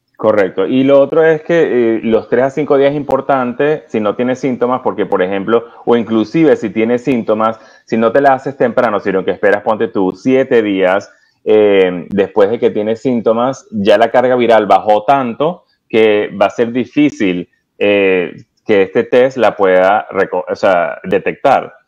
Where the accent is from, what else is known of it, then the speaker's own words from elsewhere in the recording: Venezuela; now in United States; yo soy original de Venezuela, tengo en Estados Unidos aproximadamente 20 años